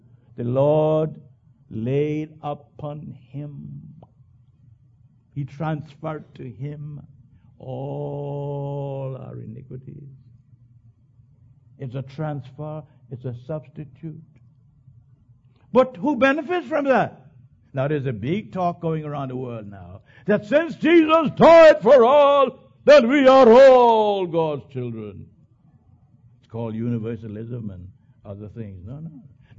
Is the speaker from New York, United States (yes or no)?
yes; New York, United States; When I grew up in Long Island, child, how you die?